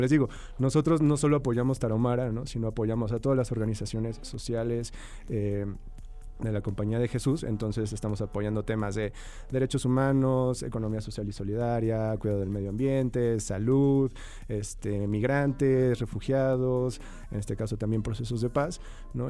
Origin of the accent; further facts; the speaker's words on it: Mexico; como, sociedad mexicana